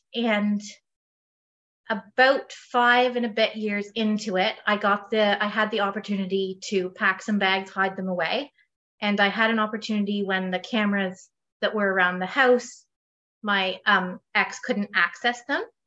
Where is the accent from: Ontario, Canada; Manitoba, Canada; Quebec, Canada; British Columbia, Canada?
Ontario, Canada; Perth; I am from Perth, Ontario, Canada.